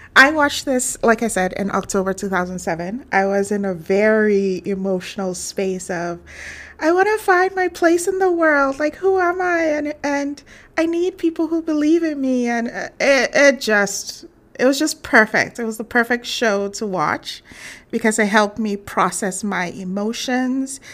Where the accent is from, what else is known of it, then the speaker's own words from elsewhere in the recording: Ghana; I'm from Ghana